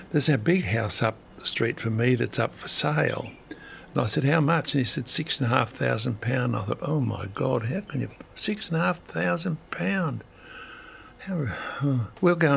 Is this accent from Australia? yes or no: yes; Australia; me being Australian